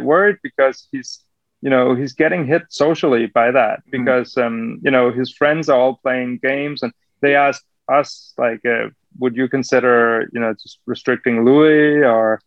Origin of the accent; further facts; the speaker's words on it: Denmark; growing up in Denmark, you know, you could buy, as a kid, you could buy alcohol anywhere